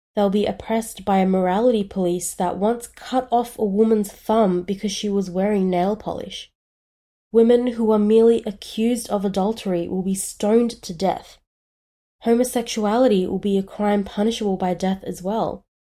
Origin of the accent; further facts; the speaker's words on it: Australia; I was born in Australia